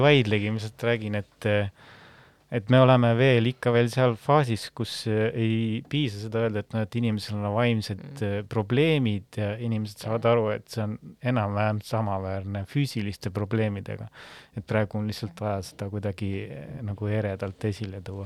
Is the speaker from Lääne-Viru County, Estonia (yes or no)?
yes; Väike-Maarja, Lääne-Viru County, Estonia; ma olen Väike-Maarjast pärit